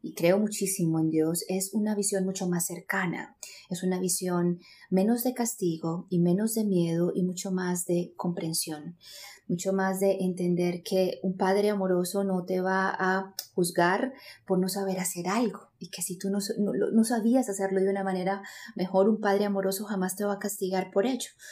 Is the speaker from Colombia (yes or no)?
yes; Medellín, Antioquia, Colombia; yo soy colombiana, eh, nací en Medellín, Colombia y crecí